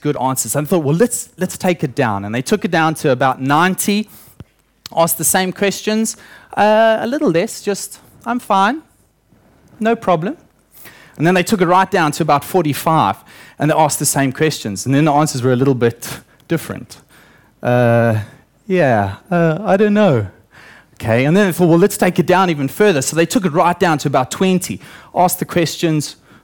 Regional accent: South Africa; moved away; I grew up in South Africa, obviously, and I spent my early childhood on a banana farm.

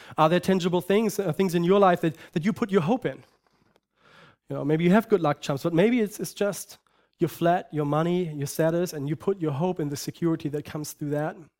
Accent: Germany; moved away; I grew up in Germany, and I lived in a culture that supposedly is Christian

